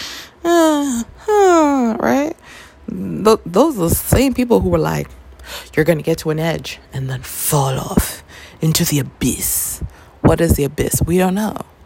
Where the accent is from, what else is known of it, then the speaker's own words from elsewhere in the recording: Toronto, Ontario, Canada; I grew up in Toronto, which is a city that is like, we're so multicultural